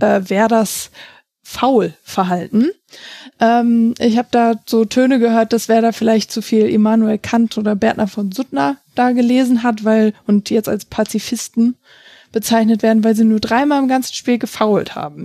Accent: Hamburg, Germany; ich komme aus Hamburg

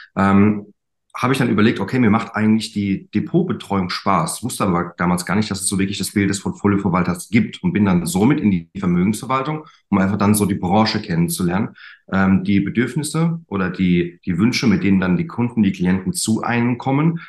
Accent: German Wine Route, Rhineland-Palatinate, Germany; Ich komme von der Weinstraße

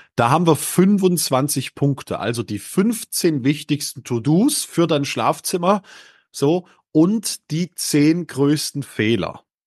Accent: Northern Germany, Germany; born or raised there

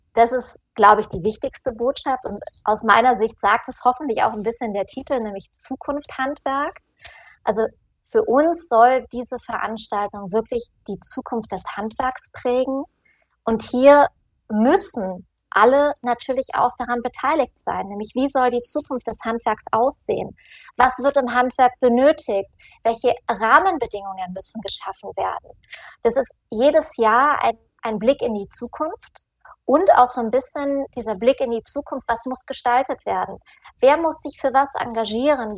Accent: Northern Germany, Germany; now in Munich, Germany; ich komme aus Norddeutschland und das Bayerisch liegt mir nicht ganz so

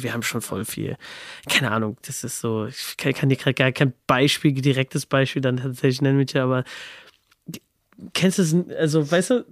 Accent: Babenhausen, Hesse, Germany; aus der Nähe von Aschaffenburg, also zwischen Aschaffenburg und Darmstadt, was wiederum so 20, 30 Minuten aus Frankfurt entfernt ist, in einem kleinen Ort namens Babenhausen.

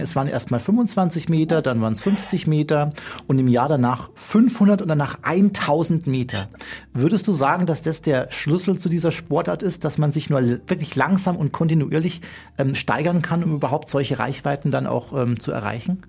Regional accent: Bergen, Bavaria, Germany; ich komme aus dem Chiemgau

